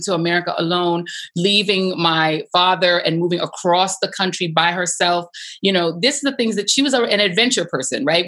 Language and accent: English; Denver, Colorado, United States; also born or lived in Brooklyn, New York; I was born in Brooklyn, New York. Um, at two years old, uh, my sister and I, my mom, we moved to Denver, Colorado